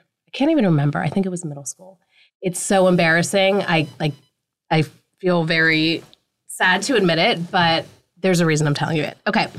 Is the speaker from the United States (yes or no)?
yes; a small town outside of Pittsburgh, Pennsylvania, United States; I grew up in a really small town outside of Pittsburgh, Pennsylvania. Mm-hmm. blue collar, white town. My family defined diversity being Indian.